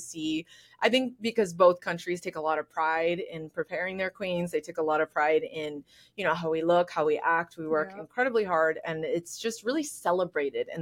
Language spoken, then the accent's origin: English; El Paso, Texas, United States; I grew up in El Paso, which is predominantly Hispanic